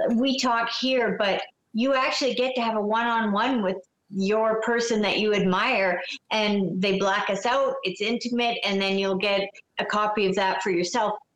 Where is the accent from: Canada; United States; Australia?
Canada; I'm a Canadian